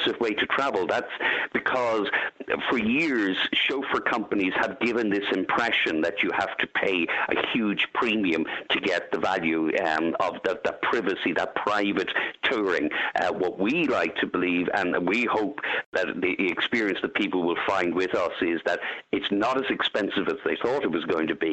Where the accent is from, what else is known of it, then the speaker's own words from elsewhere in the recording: Dublin, Leinster, Ireland; I'm from Dublin